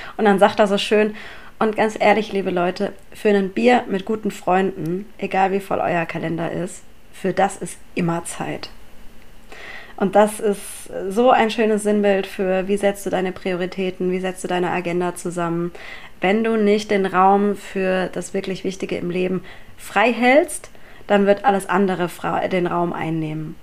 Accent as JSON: {"language": "German", "town": "Mannheim", "region": "Baden-Württemberg", "country": "Germany", "tie": "born or raised there", "said": "ich bin eine gebürtige Monomerin"}